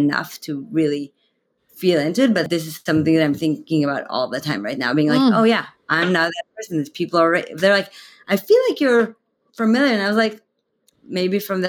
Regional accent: Israel; now in San Francisco Bay Area, United States; I am originally from Israel

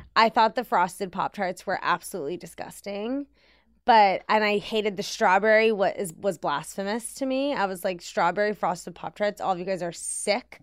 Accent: Washington, District of Columbia, United States; In Washington, D C

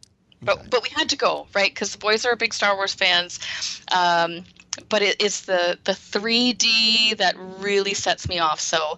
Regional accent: Burlington, Ontario, Canada; she was from Burlington. She was from my hometown.

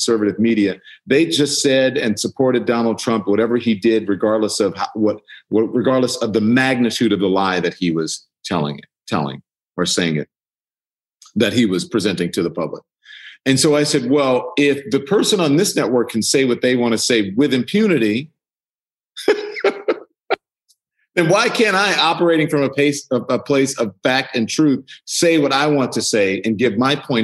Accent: United States; I grew up in America. I am an American citizen. I grew up here as a Black person

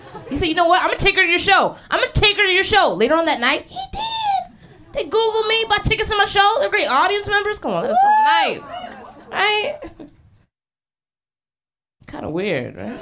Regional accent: Philadelphia, Pennsylvania, United States; moved away as an adult; now in New York, United States; I've been in New York a couple years, but I'm from Philly originally

